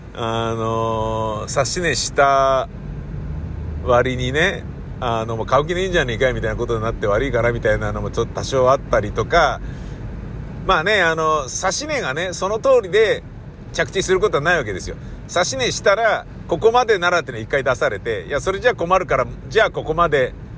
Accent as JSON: {"language": "Japanese", "region": "Tokyo", "country": "Japan", "tie": "born or raised there", "also_born_or_lived": "Kichijoji, Musashino", "said": "東京のね、中野区大和町の、まあ、使ってた駅は高円寺だけど、中野区大和町で育ったんですけど"}